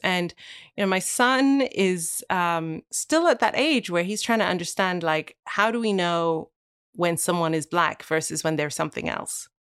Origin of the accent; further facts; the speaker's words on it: Wales, United Kingdom; moved away; I never knew I was gonna live here when I was born and grew, grew, growing up in Wales.